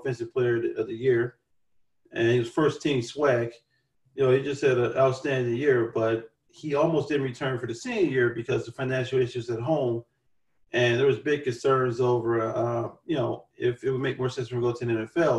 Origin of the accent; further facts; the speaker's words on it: Chicago, Illinois, United States; being a Chicagoan